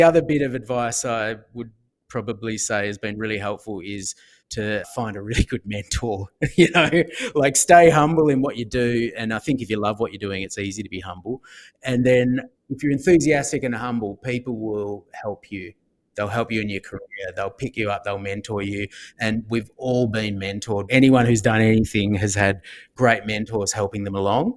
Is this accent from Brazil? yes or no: no; Australia; I'm an Australian